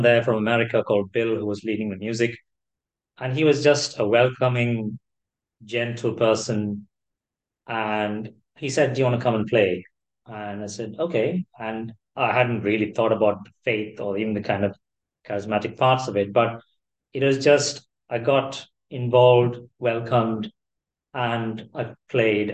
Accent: Kerala, India; moved away as an adult; also born or lived in Chennai; now in United Kingdom; growing up in Kerala

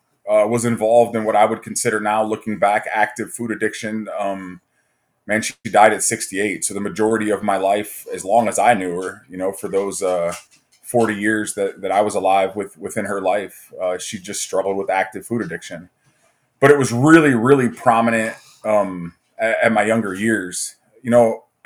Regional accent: Fremont, Ohio, United States; also born or lived in Toledo, Ohio; I grew up in Northwest Ohio in a small town called Fremont. I was born in Toledo

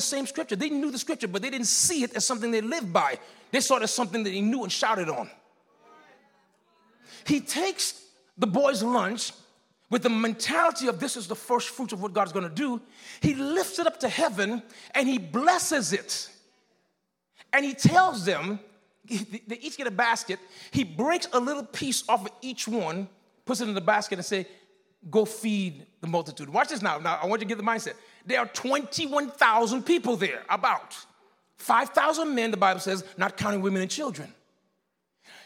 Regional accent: Miami, Florida, United States; I'm that guy from Liberty City

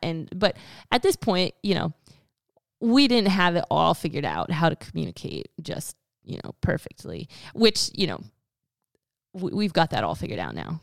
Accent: Pennsylvania, United States; moved away; I'm from Pennsylvania

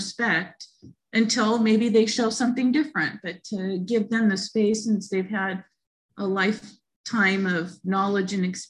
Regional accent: St. Mary's, United States; When I tell them and I say, I'm from St. Mary's, then there can kind of be this difference.

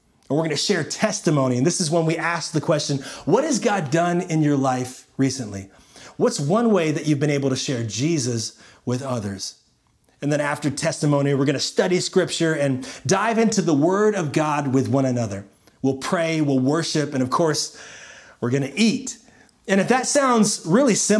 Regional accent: Florida, United States; moved away as an adult; also born or lived in Nashville / Washington, D.C.; when I was a young boy growing up in Florida

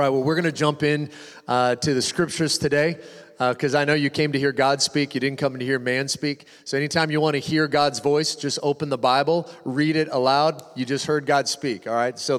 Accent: Washington, United States; moved away; also born or lived in Malibu, California; I grew up in Washington, and we'd go into Eastern Washington in the summertime

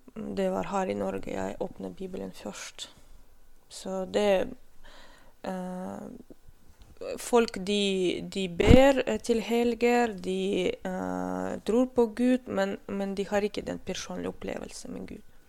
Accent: North Caucasus, Russia; Norwegian is a second language; now in Stokmarknes, Norway; Jeg født og vokste opp i Kaukasus, det er Sør-Russland.

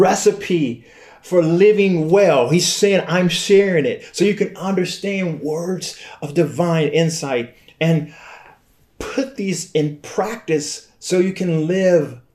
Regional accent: Flint, Michigan, United States; I was born and raised in Flint.

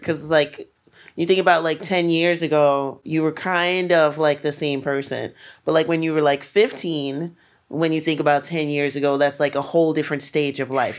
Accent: New York City, New York, United States; Brooklyn was, like, especially where I'm from, like, East Flatbush

